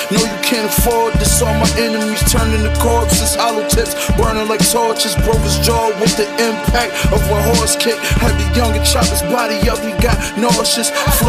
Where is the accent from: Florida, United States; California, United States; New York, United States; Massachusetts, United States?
New York, United States; Buffalo; They hated on me, but I'm from Buffalo, so I'm used to it.